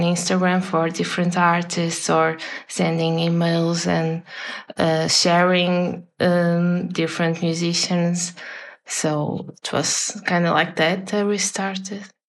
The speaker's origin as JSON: {"language": "English", "area": "a city near Porto", "region": "Norte", "country": "Portugal", "second_language": "English", "said": "I'm from a city near nearby Porto, and then I came to Porto to study, and now I'm living here."}